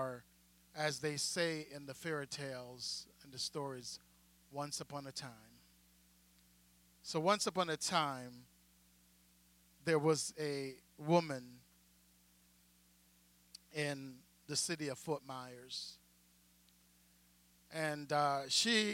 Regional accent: Jamaica; moved away; me as a Jamaican black pastor coming out of the island

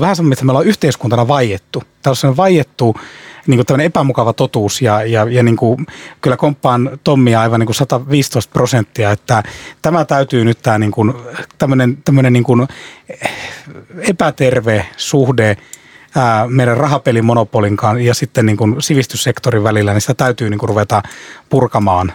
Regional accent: Ostrobothnia, Finland; tuun Pohjanmaalta

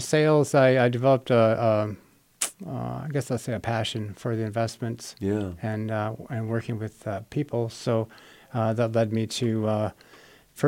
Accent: Easton, Minnesota, United States; moved away as an adult; now in O'Fallon, United States; I grew up in Minnesota, a small town, about 700 people

